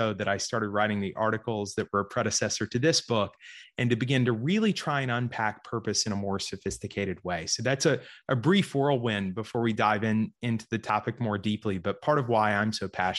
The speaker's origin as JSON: {"language": "English", "region": "Georgia", "country": "United States", "tie": "born or raised there", "also_born_or_lived": "Florida", "said": "So I grew up here in Georgia primarily. I was actually born in Florida, grew up in Georgia."}